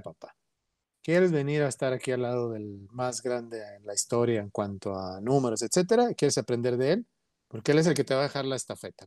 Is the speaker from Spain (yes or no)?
no; Mexico; somos como mexicanos muy orgullosos